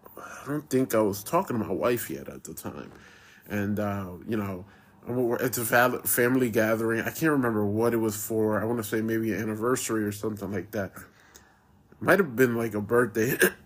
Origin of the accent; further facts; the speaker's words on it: United States; my family's born and raised in Puerto Rico. I was born in the States